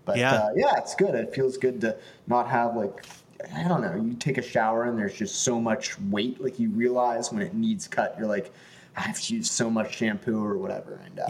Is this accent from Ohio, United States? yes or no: no; Pittsburgh, Pennsylvania, United States; moved away; I was born in Pittsburgh. Okay. Had to get away. Had to move.